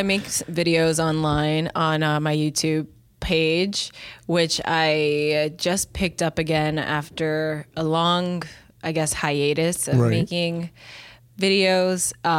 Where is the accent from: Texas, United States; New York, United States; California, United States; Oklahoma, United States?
New York, United States; New York City; also born or lived in Dominican Republic (ancestry); I'm from the Bronx.